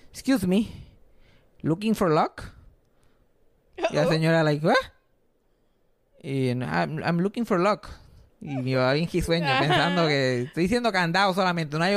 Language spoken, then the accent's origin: Spanish; Puerto Rico